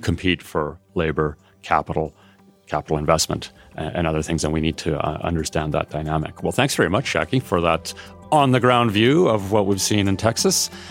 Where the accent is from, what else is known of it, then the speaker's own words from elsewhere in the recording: Canada; as a Canadian